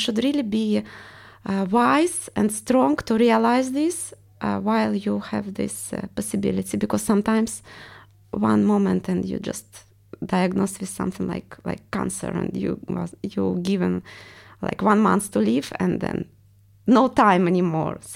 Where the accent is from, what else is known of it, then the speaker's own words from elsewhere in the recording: Russia; accent: Russian; English is a second language; I want to get rid of my accent because everyone realized I'm Russian.